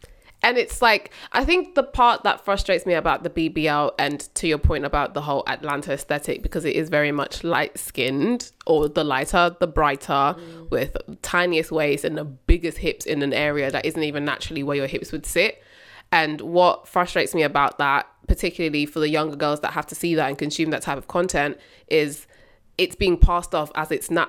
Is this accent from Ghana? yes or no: yes; Ghana; now in United Kingdom; back at home, when I say back at home, I'm talking Africa, because Bemi's Nigerian, I'm from Ghana.